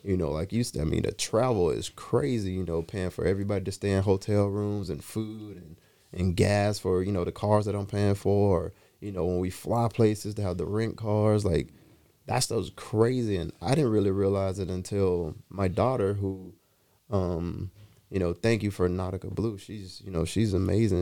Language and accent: English; Atlanta, Georgia, United States; moved away; I'm from Atlanta. I grew up in, in Teckwood Homes.